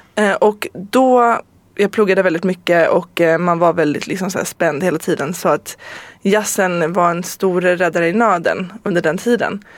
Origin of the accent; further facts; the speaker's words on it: Stockholm, Stockholm County, Sweden; jag är ju född i Stockholm, mm. men eh, jag, har, jag är inte svensk medborgare så att jag är tysk medborgare